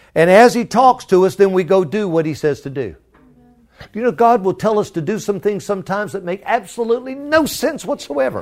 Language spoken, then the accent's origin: English; Florida, United States; now in Virginia, United States; I'm from Florida, living in Virginia